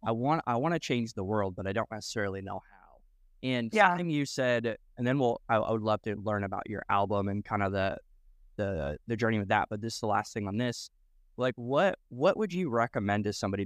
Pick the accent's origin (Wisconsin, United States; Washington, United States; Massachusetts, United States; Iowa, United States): Iowa, United States; moved away; also born or lived in Nebraska; I grew up in uh, Iowa, but I also, okay, I was in Nebraska for five years